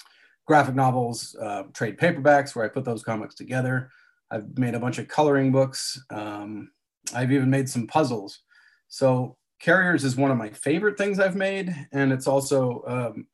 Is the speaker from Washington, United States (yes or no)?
no; Southern California, United States; now in Northern California, United States; I live in California now, Northern California, but I grew up in Southern California.